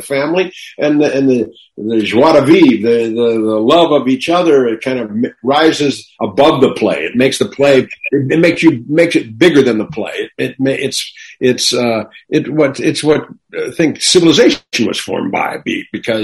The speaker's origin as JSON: {"language": "English", "town": "Newport Beach", "region": "California", "country": "United States", "tie": "born or raised there", "lives_now": "Los Angeles, United States", "said": "I grew up out here in Newport Beach, which is about 60 miles south of Hollywood here"}